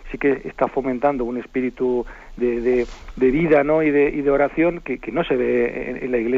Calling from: Zaragoza, Aragon, Spain; monseñor, buenos días … de Zaragoza.

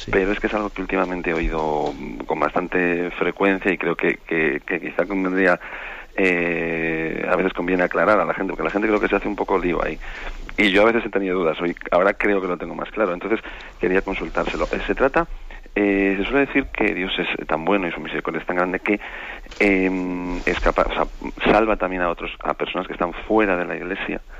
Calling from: Vitoria, Basque Country, Spain; de Vitoria.

